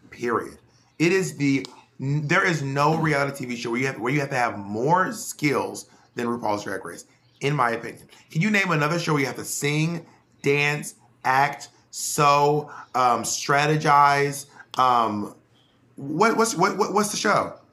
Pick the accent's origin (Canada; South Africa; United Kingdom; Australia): United Kingdom; Scotland; and I'm also Scottish.